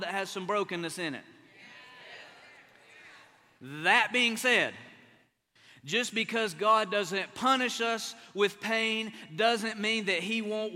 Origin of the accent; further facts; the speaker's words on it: Appalachia, United States; moved away as an adult; now in Oklahoma, United States; I'm an East Coast boy. I'm an Appalachian boy